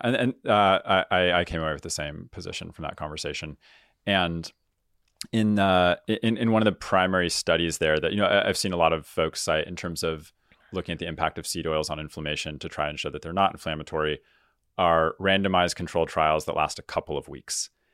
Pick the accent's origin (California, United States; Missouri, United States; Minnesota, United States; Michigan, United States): California, United States; San Diego; I grew up in Southern California here where, where we're recording, uh, down in San Diego